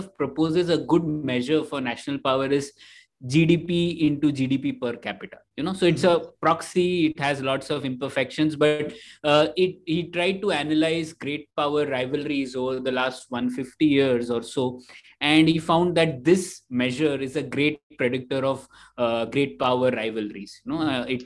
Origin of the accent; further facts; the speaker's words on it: Bangalore, Karnataka, India; I'm from Bangalore